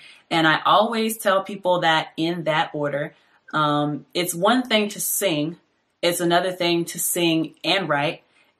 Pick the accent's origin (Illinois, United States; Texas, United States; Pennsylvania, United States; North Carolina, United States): North Carolina, United States; Fayetteville; born there; now in Atlanta, United States; I am a singer, songwriter, and audio engineer based out of Atlanta, Georgia. I was born in Fayetteville, North Carolina, to two parents who were in the Army at the time.